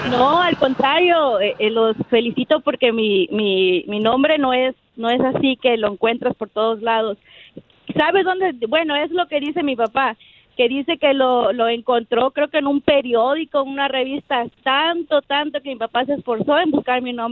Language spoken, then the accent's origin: Spanish; Paso del Macho, Veracruz, Mexico; originalmente soy de Veracruz, de allá de, de eh, pasó del macho Veracruz